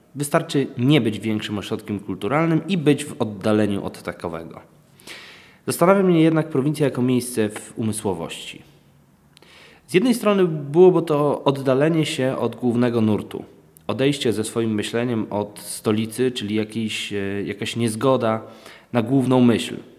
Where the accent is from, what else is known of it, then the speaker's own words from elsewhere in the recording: Wałbrzych, Lower Silesian Voivodeship, Poland; jestem z Wałbrzycha